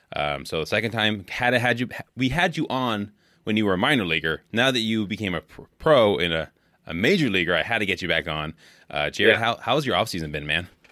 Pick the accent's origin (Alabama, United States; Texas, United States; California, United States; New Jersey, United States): California, United States; Bay Area; now in Wisconsin, United States; I grew up in California in the Bay Area, and now I live in here in Wisconsin.